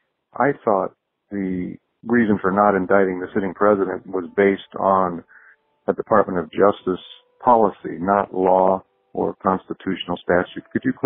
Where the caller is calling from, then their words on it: Indianapolis, Indiana, United States; I'm calling from Indianapolis.